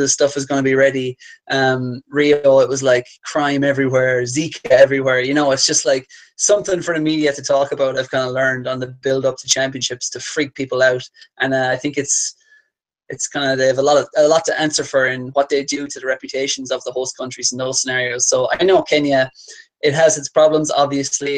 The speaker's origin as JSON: {"language": "English", "country": "Ireland", "said": "I say that as an Irishman"}